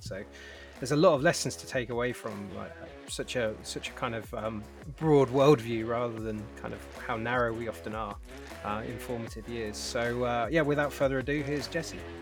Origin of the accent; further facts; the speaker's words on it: United Kingdom; now in San Diego, United States; as a British man